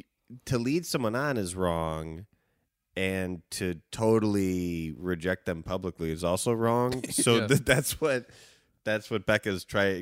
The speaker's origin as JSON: {"language": "English", "town": "Evanston", "region": "Illinois", "country": "United States", "said": "They're from the suburbs. Same as me. I'm from Evanston."}